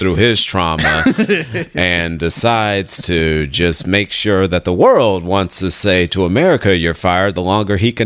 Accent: Richmond, California, United States; I'm just from Richmond

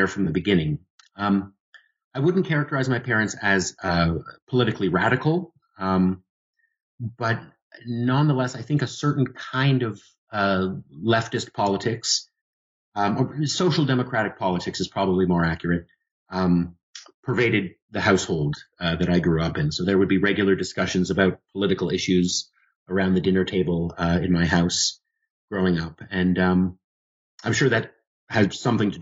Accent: Toronto, Ontario, Canada; moved away as an adult; also born or lived in London, Ontario; now in Reno, United States; I was born and raised in Toronto, Canada.

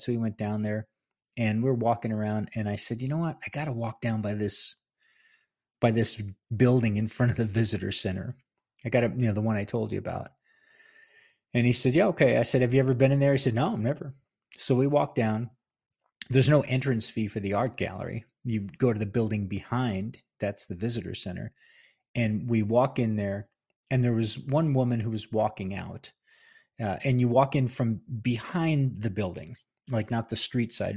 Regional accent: Palisades Park, New Jersey, United States; moved away as an adult; now in New Mexico, United States; I'm, was born and raised in Palisades Park

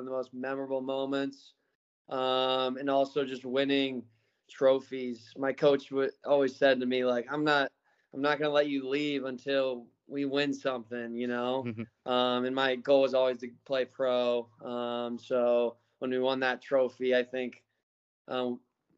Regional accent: St. Louis, Missouri, United States; also born or lived in Newport Beach, California / Tulsa, Oklahoma; I was born in Newport Beach, California. Lived there for 2 or 3 years. We moved to Tulsa, where my dad started his business. And then we moved to St. Louis, where obviously I played for St. Louis FC, went to school there, and then went to college.

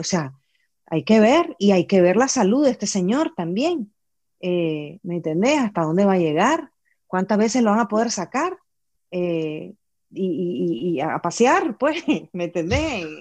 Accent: Nicaragua; somos resilientes los nicaragüenses

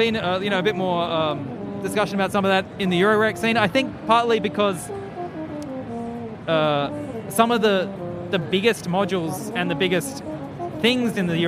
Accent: Central Queensland, Australia; I grew up on a farm and I'm from Central Queensland originally

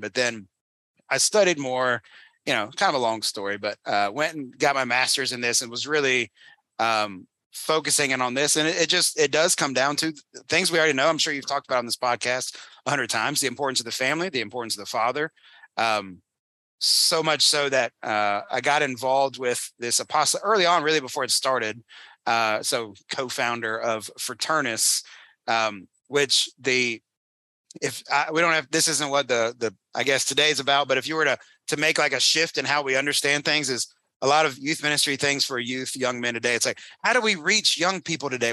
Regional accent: North Carolina, United States; moved away as an adult; I grew up in North Carolina. It's my home state

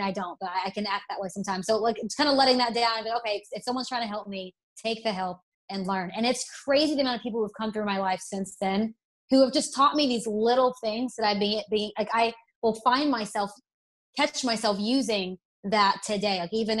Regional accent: Alabama, United States; accent: Southern; See, I was raised in Alabama, went to college in Tennessee. I used to have the most Southern draw

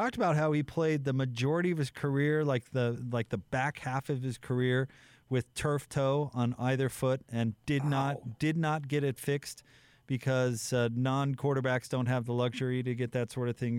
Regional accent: Utah, United States; I'm a Utah, and I visit North Carolina.

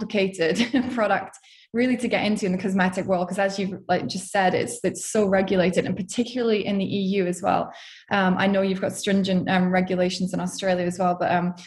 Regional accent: Scotland, United Kingdom; moved away; also born or lived in Portugal; I'm from Scotland, as you can probably hear.

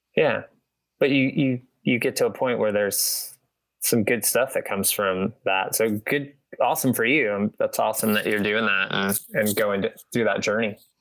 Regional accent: Midwest, United States; moved away; I'm from the Midwest originally

